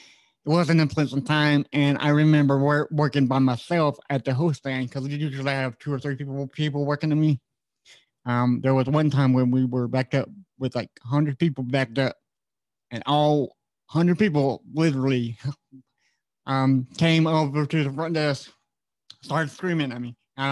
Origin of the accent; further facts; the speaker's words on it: Florida, United States; also born or lived in Virginia / Austin, Texas; Florida and Virginia were like the main two places we live mostly at. I was born in Austin, Texas, so I don't remember it.